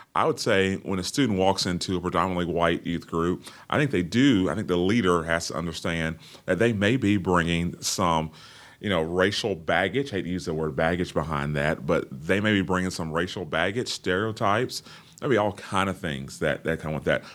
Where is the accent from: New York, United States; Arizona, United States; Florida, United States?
Florida, United States; Orlando; born and raised in the hills of Orlando, Florida